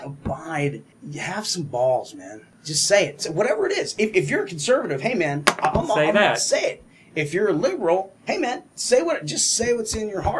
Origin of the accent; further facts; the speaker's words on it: New England, United States; growing up in New England